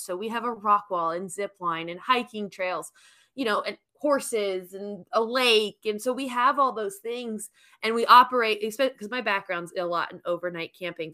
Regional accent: New York, United States; moved away as an adult; now in Alabama, United States; I am born and raised in New York

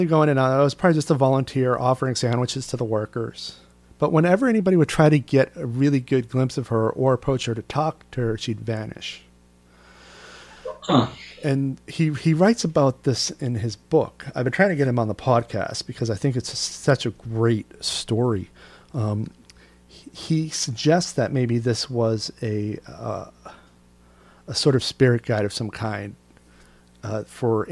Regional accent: New York, United States; as a New Yorker

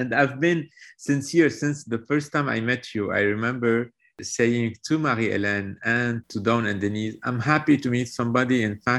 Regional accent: Lebanon; moved away as an adult; now in Paris, France; I'm Lebanese. I'm from Lebanon. I've been in Paris since I was born and raised in Lebanon. Then I studied in Paris. I came back to Lebanon mid-90s

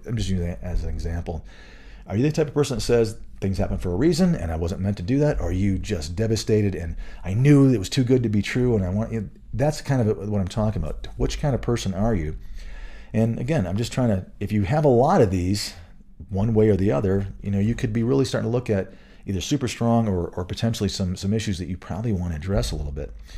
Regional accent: Michigan, United States; moved away as an adult; also born or lived in Florida / Colorado; I grew up in Michigan

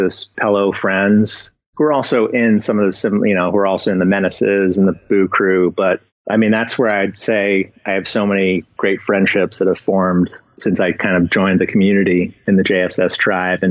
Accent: Summit, New Jersey, United States; now in Canton, Michigan, United States; I'm from Jersey originally, northern New Jersey, a little town called Summit

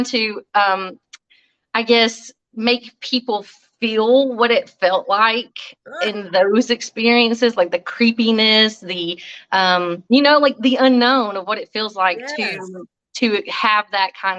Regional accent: Alabama, United States; also born or lived in Florida; I was born in Florida, raised in Alabama

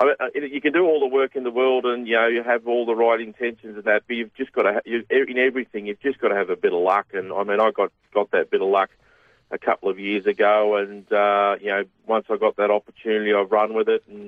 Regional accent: Donald, Victoria, Australia; I grew up in Donald

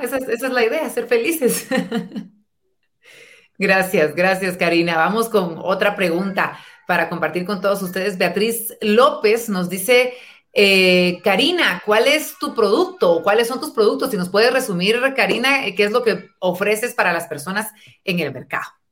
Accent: Guatemala; nuestra Guatemala

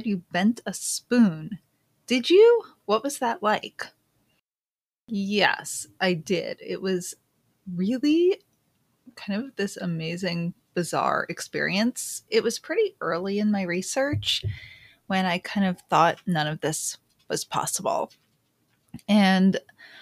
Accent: New York City, New York, United States; I grew up in the city. I used to play by the boat pond when I was little

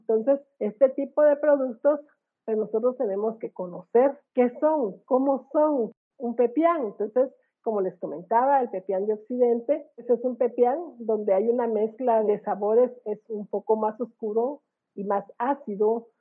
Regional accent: Guatemala; irnos presentando como guatemaltecos

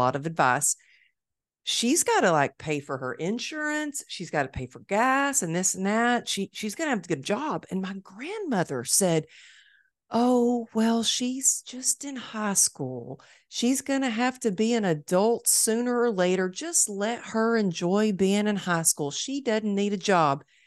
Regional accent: Dallas, Texas, United States; It's my hometown

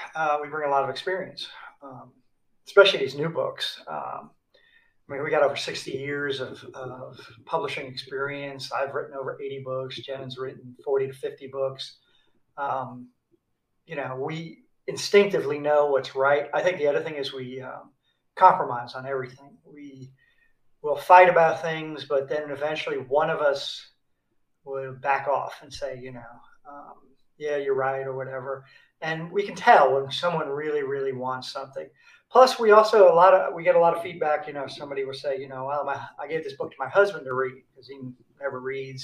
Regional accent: New York City, New York, United States; moved away as an adult; also born or lived in South Korea; I grew up in New York City uh, in the Bronx

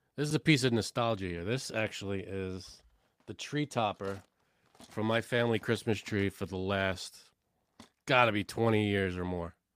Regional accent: New York City, New York, United States; I am from Canarsie

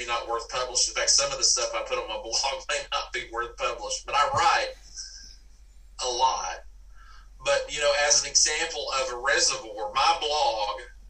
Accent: Dallas, Texas, United States; moved away as an adult; now in Mississippi, United States; I grew up in Dallas, Texas

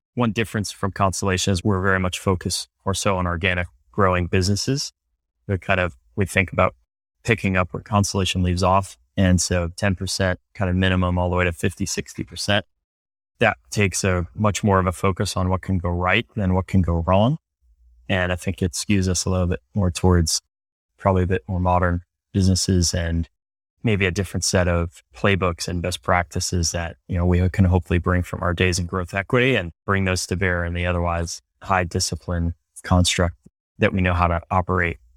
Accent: Cleveland, Ohio, United States; moved away as an adult; also born or lived in Princeton; I was born and raised in Cleveland, Ohio

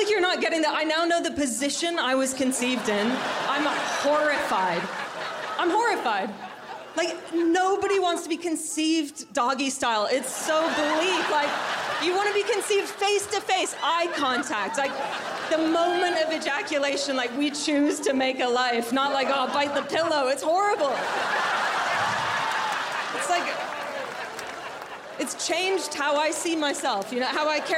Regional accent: Canada; now in United Kingdom; I'm Canadian

